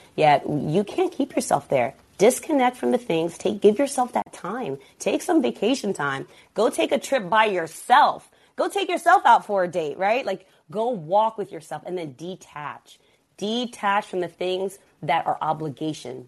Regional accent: Stamford, Connecticut, United States; also born or lived in Berlin, Germany; The environment that I grew up in in Stamford, Connecticut, it wasn't as glorious and gentrified as it is now.

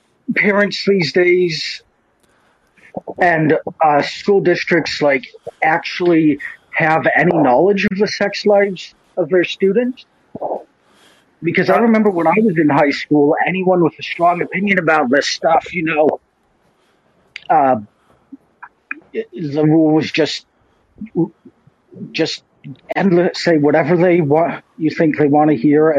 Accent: Salt Lake City, Utah, United States; I grew up in Salt Lake City, Utah

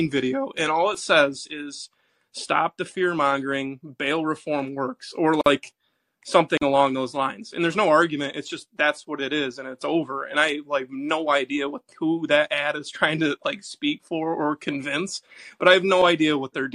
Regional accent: New York, United States; I'm a New Yorker

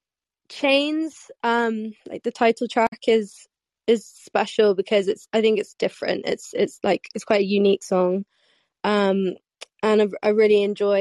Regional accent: London, United Kingdom; I'm from London

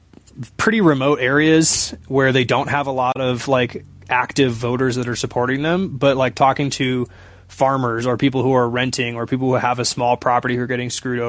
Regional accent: Seattle, Washington, United States; I'm from Seattle

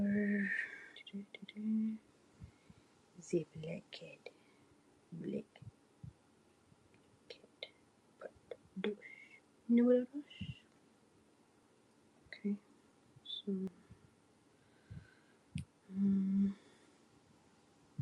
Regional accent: Southern, United States; accent: southern; Spanish; My southern accent comes out every once in a blue moon, but more my Spanish accent comes out a little bit too. So I can't tell if it's Spanish or Southern

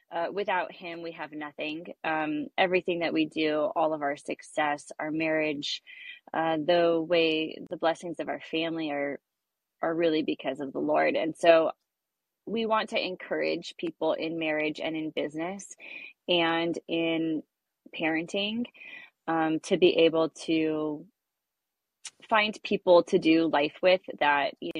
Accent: Westlake Village, California, United States; also born or lived in Thousand Oaks, California; I'm from Westlake Village, California. I've grown up here my whole life, lived in Thousand Oaks basically my whole life

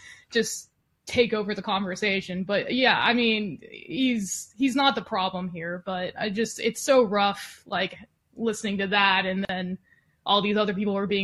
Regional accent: Texas, United States; also born or lived in Los Angeles, California; I went to college in LA, but I grew up in Texas, and I'm back here

